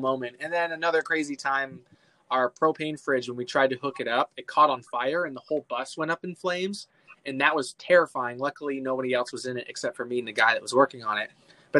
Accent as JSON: {"language": "English", "town": "Oshawa", "region": "Ontario", "country": "Canada", "tie": "born or raised there", "moved": "as an adult", "lives_now": "United States", "said": "born and raised in Canada"}